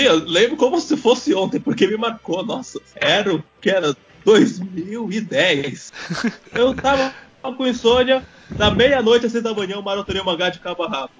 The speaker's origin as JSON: {"language": "Portuguese", "country": "Brazil", "tie": "born or raised there", "moved": "yes", "said": "quando eu saí do Brasil"}